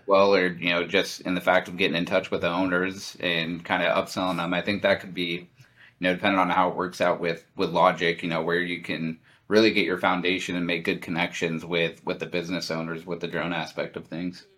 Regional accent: Lincoln, Nebraska, United States; moved away as an adult; growing up in Lincoln to, to living in such a huge city now

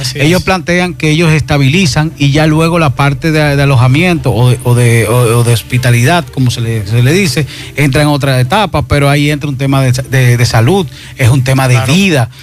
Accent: Dominican Republic; nuestra identidad como dominicano

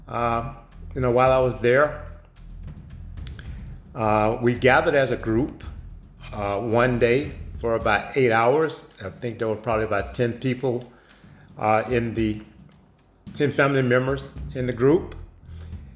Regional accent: United States; moved away as an adult; now in Heidelberg, Germany; I am an American that has been living in Germany for several years.

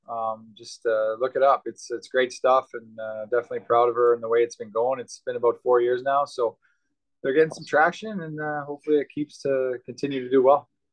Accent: Yorkton, Saskatchewan, Canada; Yorkton, Saskatchewan, where I grew up

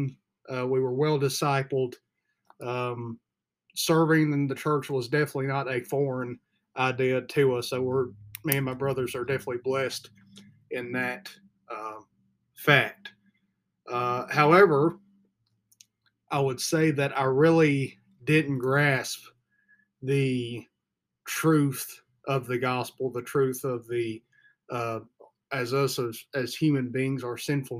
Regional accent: the Bible Belt, United States; I grew up in the Bible Belt

